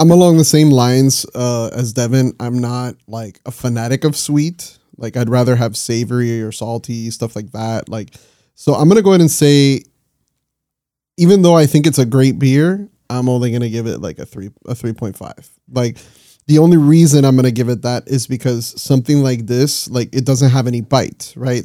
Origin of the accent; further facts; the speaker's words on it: Miami, Florida, United States; we're all from Miami